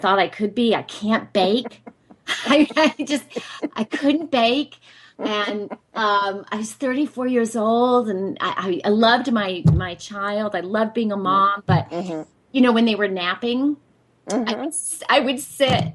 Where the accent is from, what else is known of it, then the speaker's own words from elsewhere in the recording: Northeast, United States; now in Dorset; I was born in the Northeast, and I'm from a family of six children